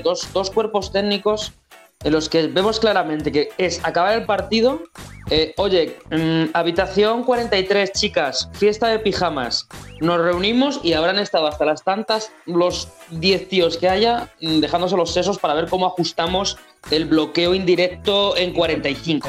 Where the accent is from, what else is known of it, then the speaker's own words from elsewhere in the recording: Spain; somos la resistencia española